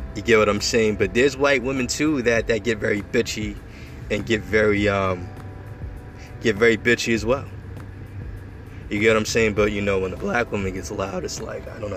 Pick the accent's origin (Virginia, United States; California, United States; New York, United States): New York, United States; Long Island; born and raised in Edel, Long Island